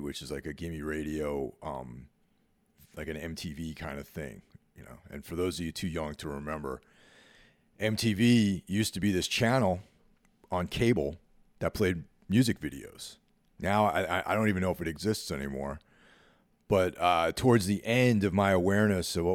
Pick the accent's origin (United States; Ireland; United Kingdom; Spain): United States; Northeast; growing up in the Northeast, you know, in the tri-state area, snow is like just, you know, that's part of the deal up here.